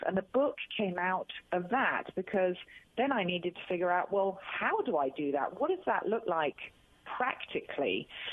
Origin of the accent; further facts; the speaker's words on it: United Kingdom; accent: British; I'm a Brit.